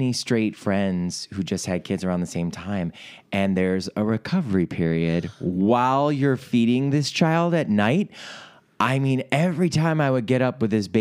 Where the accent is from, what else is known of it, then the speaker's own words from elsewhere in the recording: Ohio, United States; also born or lived in New York City; now in Los Angeles, United States; our home states of Ohio, where I'm from